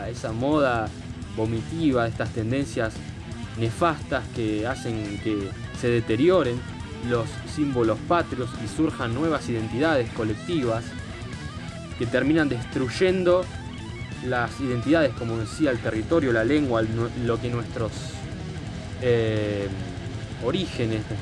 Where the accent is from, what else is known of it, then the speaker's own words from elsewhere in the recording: Argentina; es una falta de respeto hacia la identidad nacional, hacia lo que nos identifica como argentinos